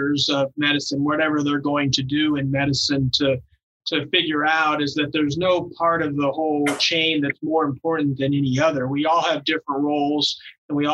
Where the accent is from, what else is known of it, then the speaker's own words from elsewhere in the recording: Bellevue, Nebraska, United States; we're both from Bellevue